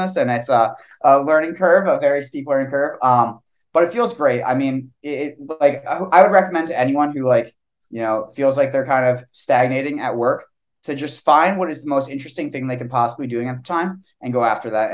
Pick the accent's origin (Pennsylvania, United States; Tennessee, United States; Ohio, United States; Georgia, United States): Pennsylvania, United States; Eastern; moved away as an adult; also born or lived in Pittsburgh / Washington, District of Columbia, United States; now in Austin, United States; me and Austin actually grew up together. We're both from Eastern PA